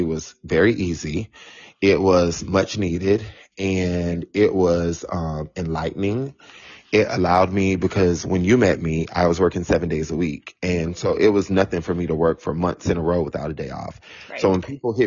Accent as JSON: {"language": "English", "region": "Florida", "country": "United States", "tie": "born or raised there", "also_born_or_lived": "South Carolina / Tampa, Florida / Washington, District of Columbia, United States", "moved": "as an adult", "lives_now": "New York City, United States", "said": "I was born in South Carolina, so I am South Carolina all the way, but I grew up in Florida, so I am a Florida, like, I love the fact that I grew up in Florida, and I lived in DC for 13 years"}